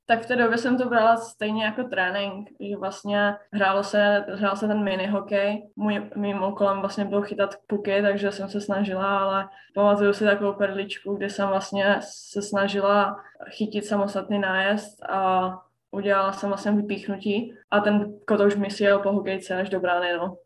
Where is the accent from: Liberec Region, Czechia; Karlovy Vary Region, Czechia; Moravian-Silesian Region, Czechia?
Moravian-Silesian Region, Czechia; Ostrava; moved away as an adult; now in Sweden; pocházím z Ostravy